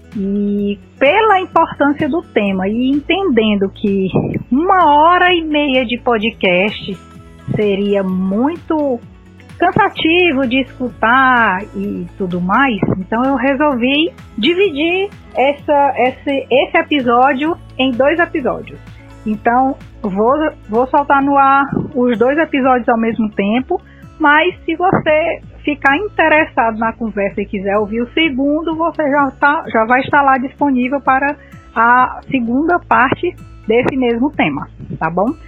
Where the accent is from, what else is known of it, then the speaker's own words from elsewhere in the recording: Ceará, Brazil; eu sou cearense